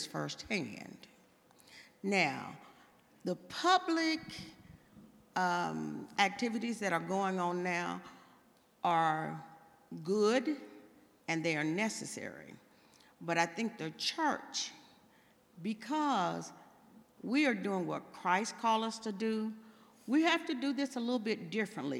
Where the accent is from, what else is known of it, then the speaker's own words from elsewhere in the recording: Texas, United States; moved away; I'm from Texas